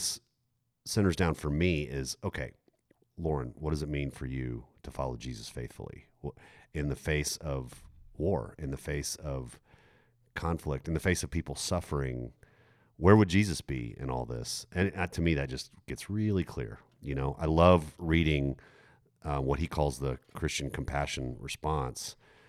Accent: Germany; I mean, yeah, I grew up in Germany in the 1980s.

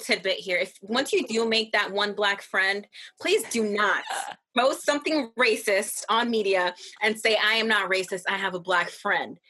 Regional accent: Massachusetts, United States; Angel and I grew up in Massachusetts, one of the whitest towns, excuse me, states in the country.

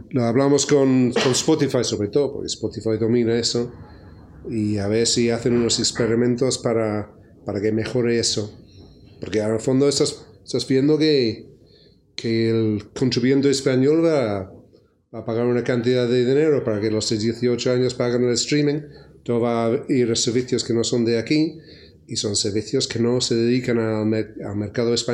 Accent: United Kingdom; yo no soy, yo soy británico

